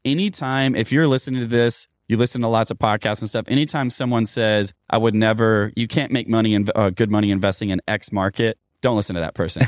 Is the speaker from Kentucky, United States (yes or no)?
yes; Louisville, Kentucky, United States; my hometown of Louisville, Kentucky